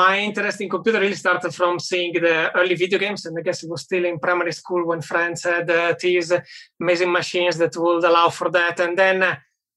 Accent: Italy; moved away as an adult; also born or lived in United Kingdom / Germany; now in Berlin, Germany; I'm originally from Italy, worked in the UK and in Germany for a while.

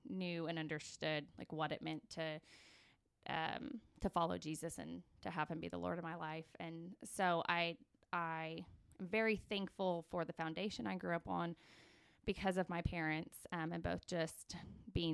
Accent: Ponca City, Oklahoma, United States; I grew up in Ponca City

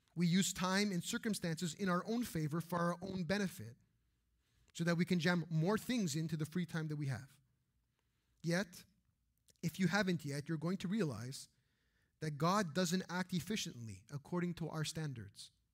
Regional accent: Canada; we grew up in Canada

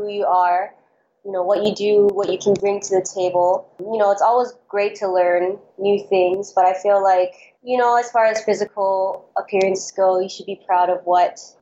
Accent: Honolulu, Hawaii, United States; moved away as an adult; now in Los Angeles, United States; I am born and raised in Honolulu, Hawaii

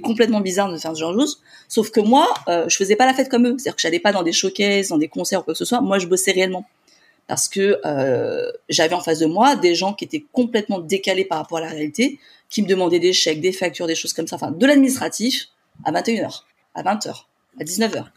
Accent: Paris, Île-de-France, France; je suis de Paris

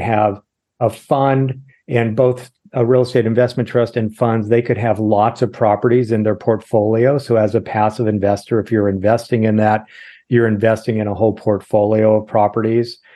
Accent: Los Angeles, California, United States; also born or lived in Irvine / Sacramento; born and raised in Los Angeles. middle of junior high school, we moved down to Irvine

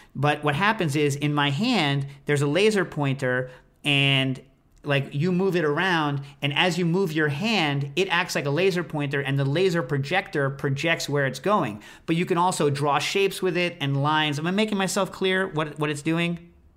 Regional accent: United States; I'm an American.

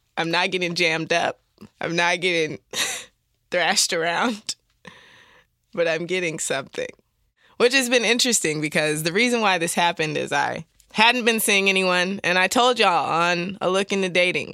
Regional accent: Detroit, Michigan, United States; I grew up in the Detroit.

